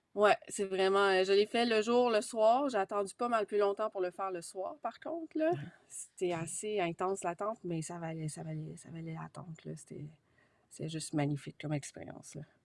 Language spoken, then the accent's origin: French; Quebec, Canada; J'étais la seule du Québec